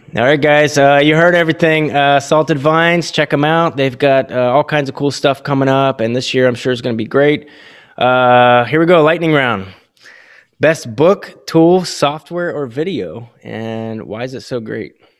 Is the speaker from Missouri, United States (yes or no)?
no; Williamsport, Pennsylvania, United States; also born or lived in Las Vegas, Nevada; now in Delaware, United States; I'm actually from Upper Pennsylvania, Williamsport